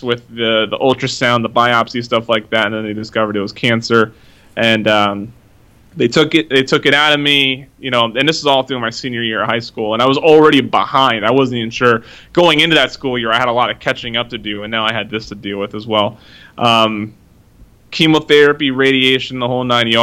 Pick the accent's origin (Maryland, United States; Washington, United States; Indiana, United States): Washington, United States; Oak Harbor; now in Washington, D.C., United States; I grew up in Oak Harbor, Washington, little Navy town, just north of Seattle.